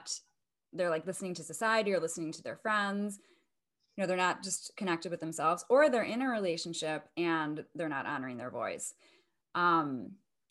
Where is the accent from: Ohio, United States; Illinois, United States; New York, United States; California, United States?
Illinois, United States; Chicago; now in Los Angeles, United States; I'm originally from Chicago. I live in LA now